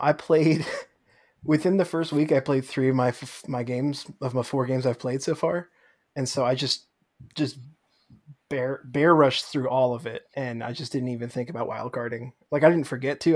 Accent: New York, United States; moved away; I'm from New York originally

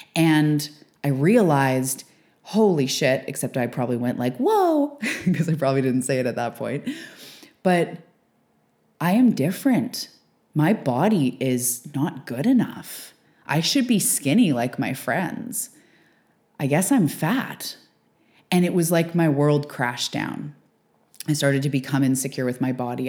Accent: Canada; also born or lived in west coast of Canada; fellow Canadian

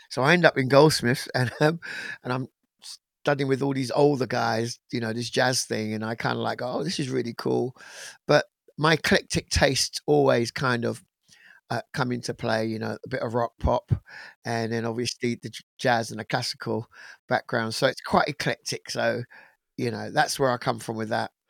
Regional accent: England, United Kingdom; I'm actually British born. I was born in England, um, of Caribbean parents

